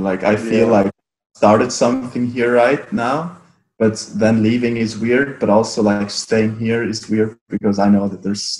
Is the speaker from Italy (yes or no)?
yes; Italy; now in Australia; Do you know the Dolomites? Yeah. Well, yeah, so that's where I'm from.